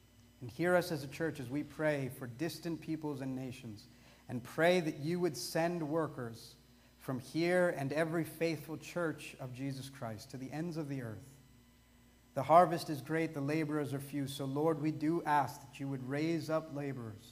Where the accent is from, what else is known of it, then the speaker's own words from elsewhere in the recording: India; I'm dark brown and I'm Indian